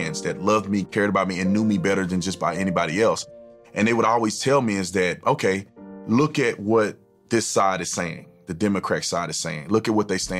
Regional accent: Fort Worth, Texas, United States; I was born in Fort Worth, Texas

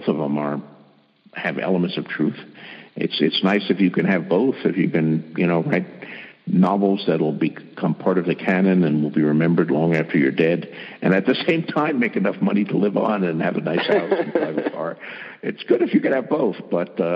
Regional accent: Bayonne, New Jersey, United States; I was born and raised in Bayonne, New Jersey

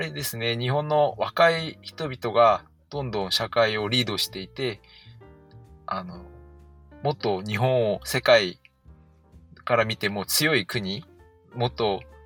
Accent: Canada; moved away as an adult; also born or lived in South Korea / Sapporo, Japan / Tokyo, Japan; 生まれは韓国なんですけど、えっ、ー、と、子供の時、家族がカナダに移住してきて、カナダに

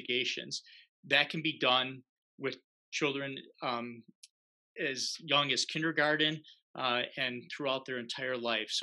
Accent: Milwaukee, Wisconsin, United States; moved away as an adult; I grew up here in Wisconsin in Milwaukee

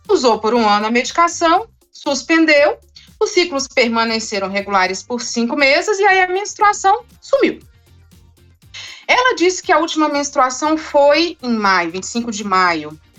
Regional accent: Brasília, Federal District, Brazil; Eu sou de Brasília

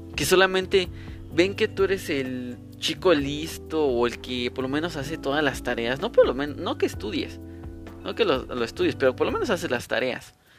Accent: Mexico City, Mexico; soy de la Ciudad de México

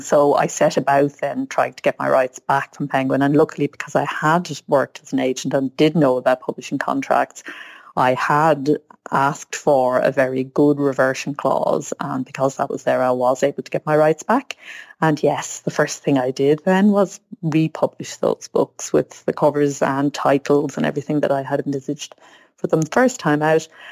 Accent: Ireland; I grew up in Ireland where being a writer meant being Yeats or Joyce

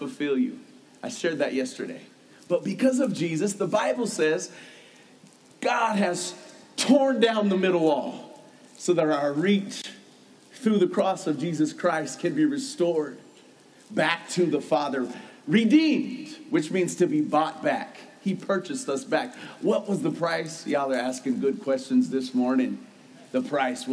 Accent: United States; I'm an American.

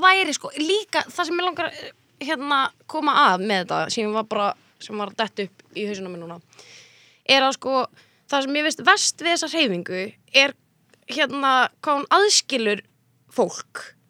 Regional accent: Mosfellsbær, Capital Region, Iceland; also born or lived in Reykjavík; ég var alltaf upp í Mósó

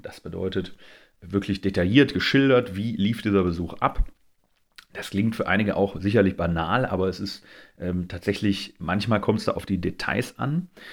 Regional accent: Essen, North Rhine-Westphalia, Germany; Ich komme aus Essen

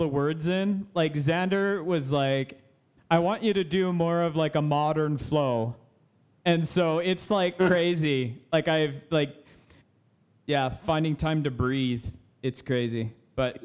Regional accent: Canada; I'm a Canadian

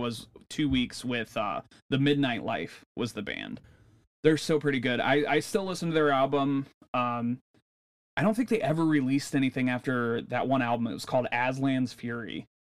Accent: Northwest Ohio, United States; we're in California, we're from Northwest Ohio

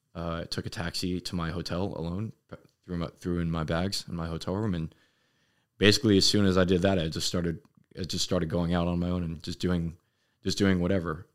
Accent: Los Angeles, California, United States; moved away as an adult; I was born in Los Angeles, uh, California, and I lived there all eighteen years of my, of my young, young child life

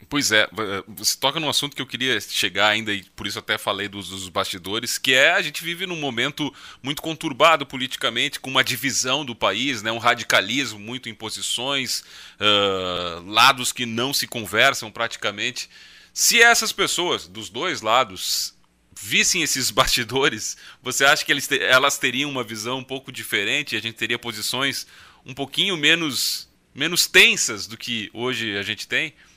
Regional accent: Rio Grande do Sul, Brazil; Eu, eu lembro como, como gaúcho

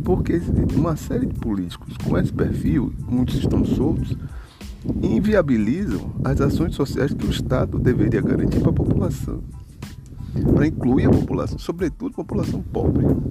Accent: Brazil; also born or lived in Bahia; falando como brasileiro comum

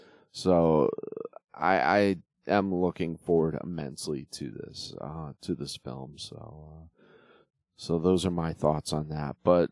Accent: Northeast, United States; I grew up in the Northeast, so I didn't get to see a lot of the Von Erichs.

